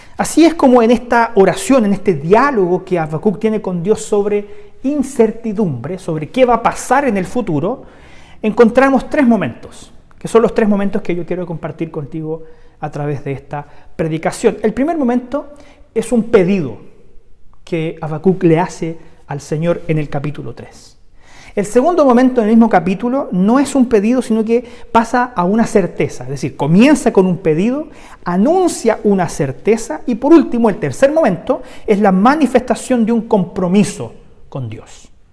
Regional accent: Chile; el contexto que hoy día vivimos como sociedad chilena

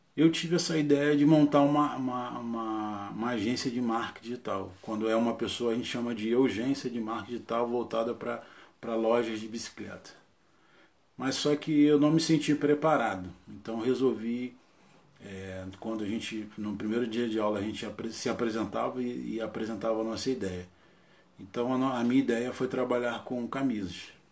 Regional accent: Rio de Janeiro, Brazil; casado, tenho dois filhos, Nascido e criado em Sepitiba, zona oeste do Rio

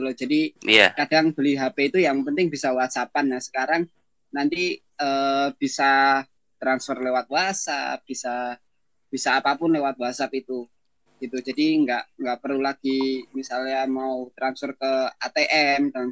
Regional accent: Depok, West Java, Indonesia; misalnya saya dari Depok terus ke kantor di Jakarta

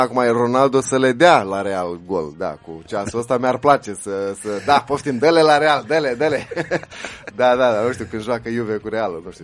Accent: Romania; inclusiv pentru noi ca români

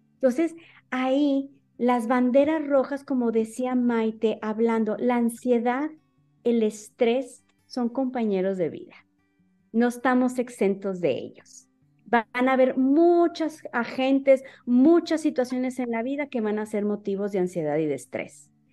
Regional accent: Monterrey, Nuevo León, Mexico; soy de, de Monterrey

